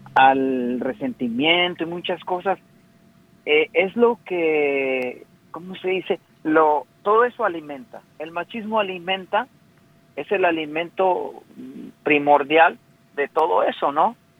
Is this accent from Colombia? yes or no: no; Mexico; yo soy mexicano